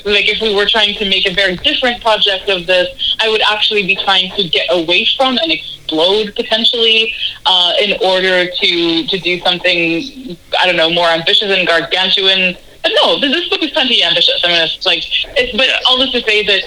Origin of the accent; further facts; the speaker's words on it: Canada; growing up in Canada